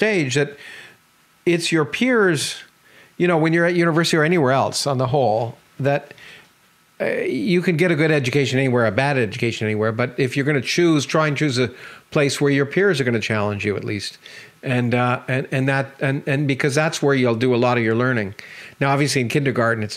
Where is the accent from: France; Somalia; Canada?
Canada; Toronto, Ontario; also born or lived in New York; I grew up in Toronto. I was born in New York, but I grew up in Toronto in Canada.